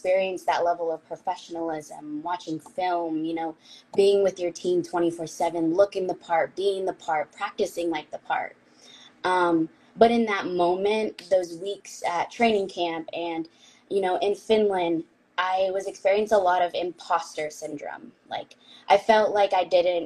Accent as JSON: {"language": "English", "town": "San Diego", "region": "California", "country": "United States", "tie": "born or raised there", "said": "I was raised in San Diego"}